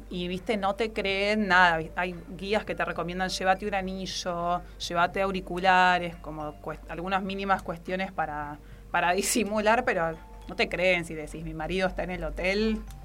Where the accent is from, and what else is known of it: Argentina